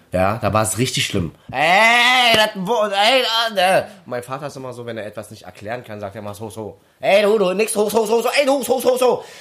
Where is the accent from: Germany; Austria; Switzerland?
Germany; Berlin; accent: Berliner Schnauze / Berlin dialect; meine Berliner Schnauze